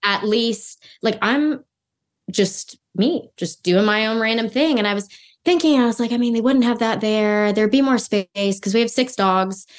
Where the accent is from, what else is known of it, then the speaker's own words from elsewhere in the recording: Los Angeles, California, United States; moved away as an adult; I'm born and raised in Los Angeles